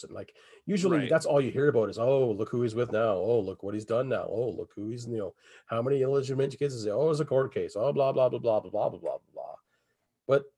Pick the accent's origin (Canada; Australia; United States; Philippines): Canada; I'm Canadian and we didn't get an NBA team until the 90s